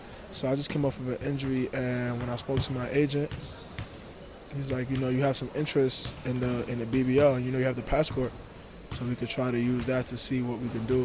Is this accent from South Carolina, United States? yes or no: no; New York City, New York, United States; moved away as an adult; I was born in Brooklyn, New York